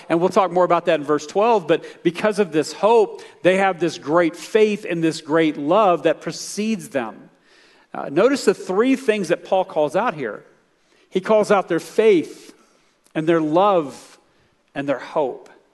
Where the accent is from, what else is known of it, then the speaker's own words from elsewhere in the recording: United States; as American believers